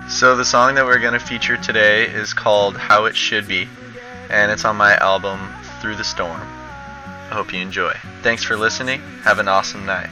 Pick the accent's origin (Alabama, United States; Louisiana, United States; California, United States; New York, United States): California, United States; San Diego; I was born and raised in San Diego